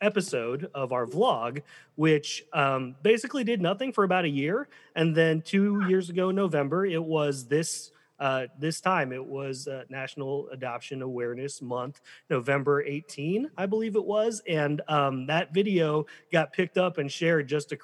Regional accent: Colorado, United States; also born or lived in South Korea; now in Michigan, United States; I originally grew up in Colorado

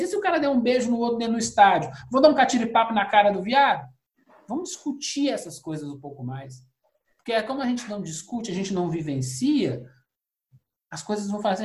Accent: Brazil; lá fora não tem branco brasileiro. Nós somos todos latinos

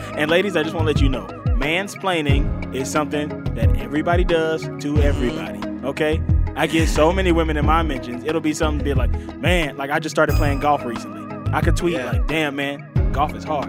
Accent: Mississippi, United States; moved away; I'm from Mississippi

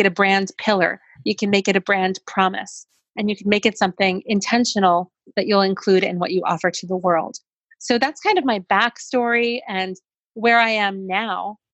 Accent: New York City, New York, United States; I grew up in New York City

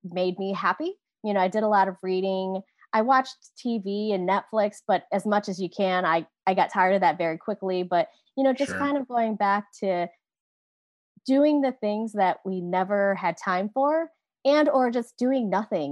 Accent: South Beloit, Illinois, United States; now in Sacramento, United States; I was born in Beloit, Wisconsin, and raised in South Beloit, Illinois

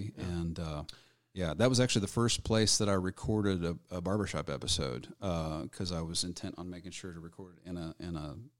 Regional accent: Weatherford, Texas, United States; I grew up in Weatherford mostly with the ag kids

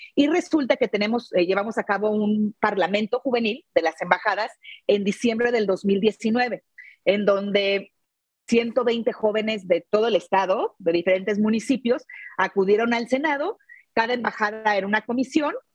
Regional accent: León, Guanajuato, Mexico; soy de León, Guanajuato

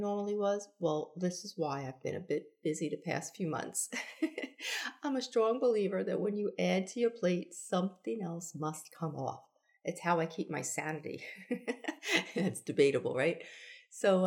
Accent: New York, United States; also born or lived in Charleston, South Carolina; now in Florida, United States; I'm originally a New Yorker

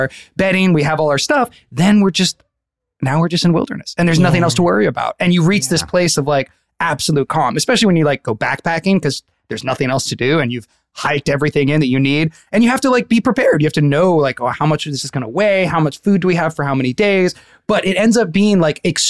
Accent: Northern California, United States; now in Los Angeles, United States; I'm from Northern California

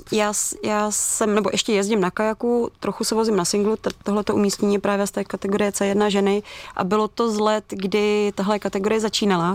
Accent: Czechia; my jako Češi

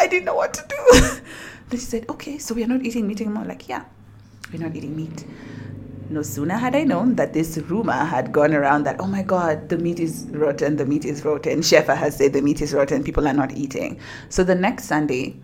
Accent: Nairobi, Kenya; I'm from Nairobi, Kenya

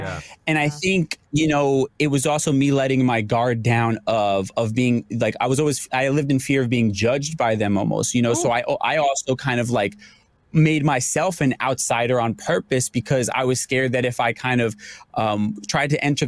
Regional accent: New York, United States; I'm a New Yorker

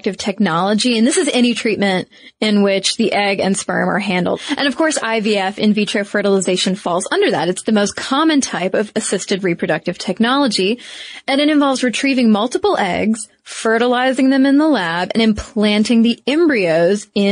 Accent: United States; speaking as an American

